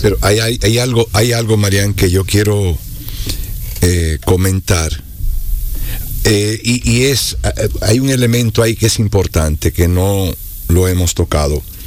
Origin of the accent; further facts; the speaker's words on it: Moca, Espaillat, Dominican Republic; la comunidad de donde yo soy, una comunidad que es más grande que a la que nosotros pertenecemos, el campito mío se llama La Soledad. Eso queda como a cinco minutos del, centro del pueblo, de, Moca